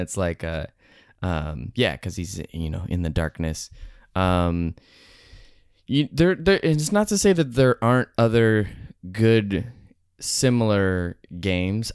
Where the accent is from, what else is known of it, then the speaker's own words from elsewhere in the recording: Seattle, Washington, United States; moved away as an adult; now in Los Angeles, United States; I grew up in Seattle, Washington